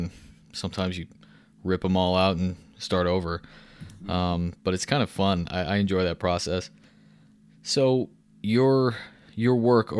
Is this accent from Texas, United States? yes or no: yes; Texas, United States; I grew up in viticulture in Texas